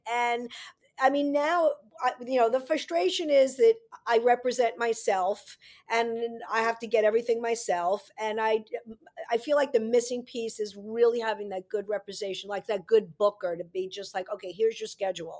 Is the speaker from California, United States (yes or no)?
no; New York City, New York, United States; I grew up in New York City.